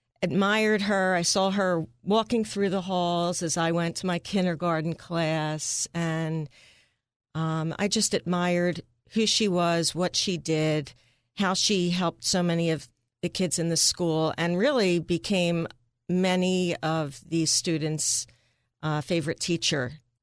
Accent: Bell's Corner, United States; Well, as you said, I grew up in Bell's Corner, far greater Northeast, where my mom was a teacher at the local elementary school

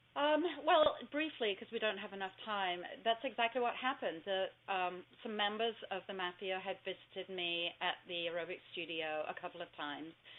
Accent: Southport, North West England, United Kingdom; moved away; I was born in Southport

